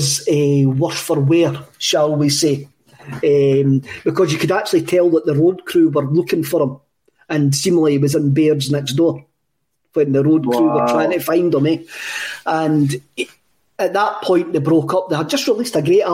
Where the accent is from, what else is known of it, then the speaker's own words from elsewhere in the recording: Cowie, Scotland, United Kingdom; we come from Cowie, is a wee mining village